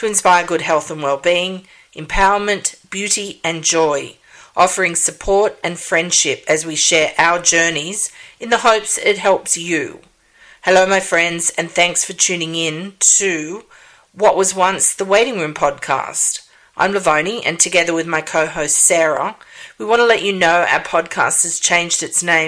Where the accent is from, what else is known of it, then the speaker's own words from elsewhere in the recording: Sydney, New South Wales, Australia; moved away as an adult; also born or lived in Canada / Montana / Minnesota; now in Indiana, United States; I hail from Sydney, Australia